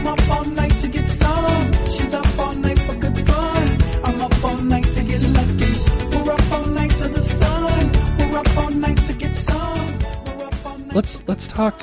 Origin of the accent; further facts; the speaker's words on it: Roswell, New Mexico, United States; now in Denver, United States; I grew up in Roswell, New Mexico